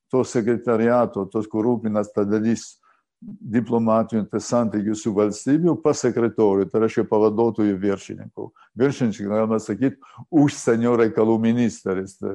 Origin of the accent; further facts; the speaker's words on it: Lithuania; aš lietuvis